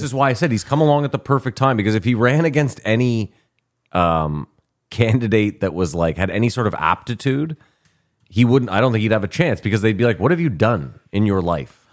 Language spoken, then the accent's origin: English; Ottawa, Ontario, Canada; we are from Ottawa